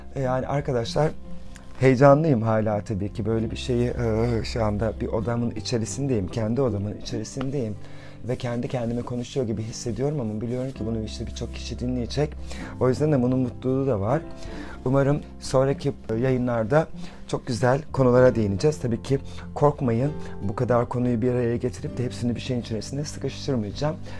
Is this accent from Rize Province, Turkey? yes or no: yes; Rize Province, Turkey; Ben 1978 e, Rize doğumluyum.